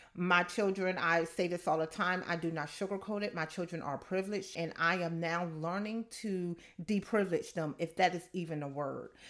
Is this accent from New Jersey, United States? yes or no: yes; Camden, New Jersey, United States; I'm from Camden, New Jersey, so I grew up, yeah, I grew up in the hood